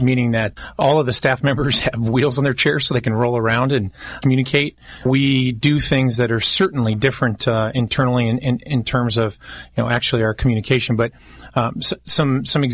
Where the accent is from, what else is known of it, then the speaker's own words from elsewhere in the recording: Long Beach, California, United States; I grew up in Long Beach